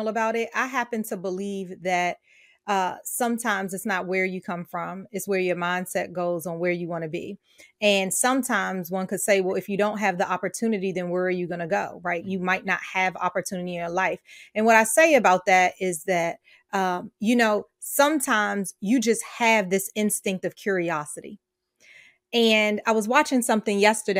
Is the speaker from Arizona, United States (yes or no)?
no; New York City, New York, United States; my family lived off Leffers Ave in Brooklyn